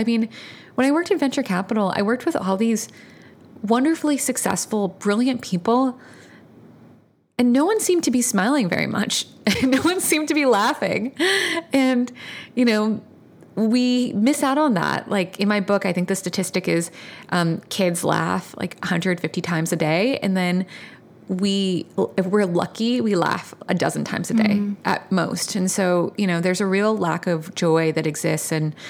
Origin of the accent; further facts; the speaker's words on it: Virginia, United States; I grew up in Virginia, in Northern Virginia. I was raised by a single mom, and she was an immigrant from Vietnam.